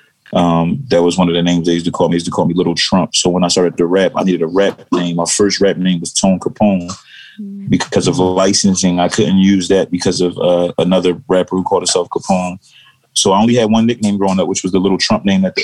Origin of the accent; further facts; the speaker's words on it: Philadelphia, Pennsylvania, United States; I'm from Philadelphia